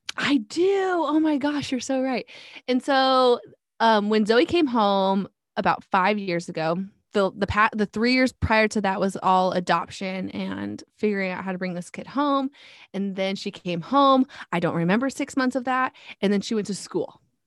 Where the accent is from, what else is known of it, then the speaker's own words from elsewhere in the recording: North Pole, Alaska, United States; moved away as an adult; also born or lived in Fairbanks, Alaska; now in Texas, United States; I was actually born and raised in Fairbanks, but really my hometown was North Pole.